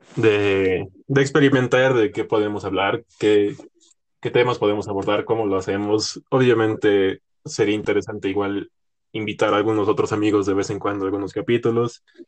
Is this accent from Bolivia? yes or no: yes; La Paz, Bolivia; estábamos en un colegio aquí en, aquí en La Paz, Bolivia